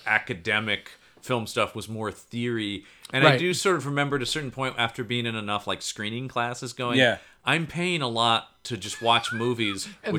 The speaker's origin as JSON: {"language": "English", "town": "Portland", "region": "Oregon", "country": "United States", "tie": "born or raised there", "also_born_or_lived": "New Mexico", "said": "I'm a Portland native, which is sort of few and far between in this town."}